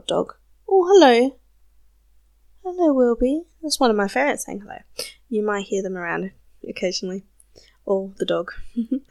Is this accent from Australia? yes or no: yes; South Australia, Australia; accent: South Australian; Obviously, I'm Australian. My accent can be a little bit confusing sometimes because I'm from South Australia and our accent is slightly different.